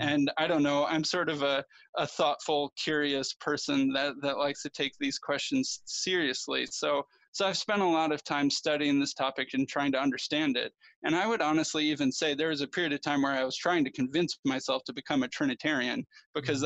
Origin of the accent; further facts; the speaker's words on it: Chicago, Illinois, United States; I grew up in the Chicago area.